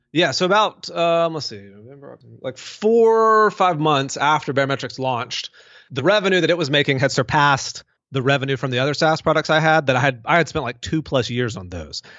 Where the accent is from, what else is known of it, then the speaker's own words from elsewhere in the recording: Mississippi, United States; moved away as an adult; also born or lived in Denver, Colorado; now in Birmingham, United States; I, I grew up in Mississippi, went all the way through college, lived in Mississippi